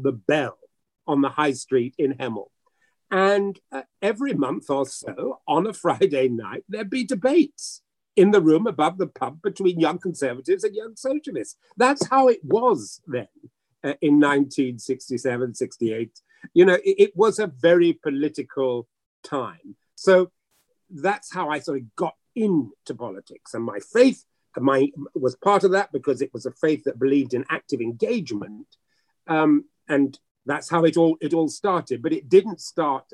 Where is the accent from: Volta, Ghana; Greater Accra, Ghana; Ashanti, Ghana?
Greater Accra, Ghana; Accra; also born or lived in Hackney, London, United Kingdom; now in United Kingdom; I was brought up in a multi-denominational church called the Rich Church in Accra, Ghana